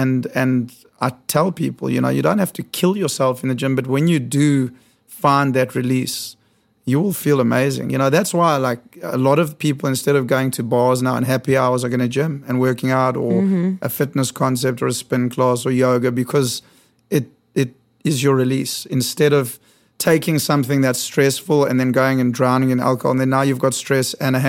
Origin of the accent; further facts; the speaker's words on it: South Africa; moved away as an adult; now in New York, United States; I was born in South Africa.